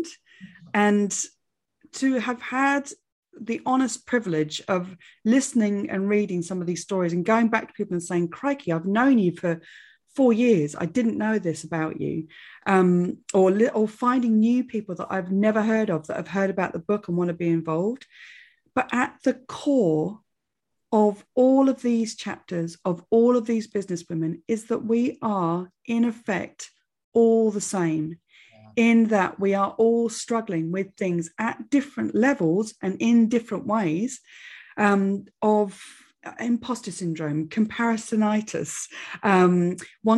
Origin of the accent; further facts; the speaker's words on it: England, United Kingdom; I'm very English